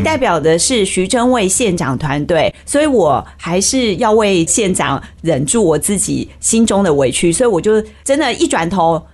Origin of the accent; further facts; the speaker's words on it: Taiwan; 我们台湾人民